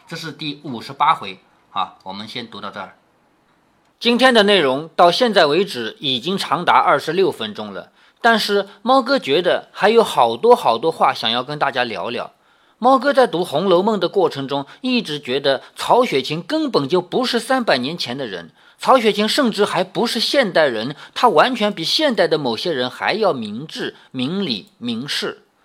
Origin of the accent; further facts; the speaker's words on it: Changzhou, Jiangsu, China; 我们常州